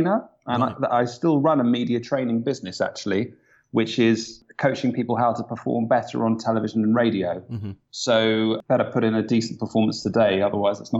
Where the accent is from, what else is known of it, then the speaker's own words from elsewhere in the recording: Kingston upon Thames, London, United Kingdom; now in London, United Kingdom; I was born in Kingston upon Thames, a good home counties boy